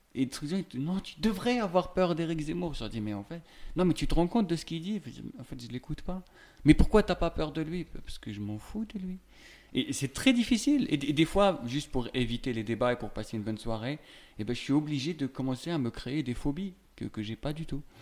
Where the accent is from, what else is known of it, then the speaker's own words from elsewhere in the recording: Algeria; now in France; j'ai grandi en Algérie, avec une culture très nationaliste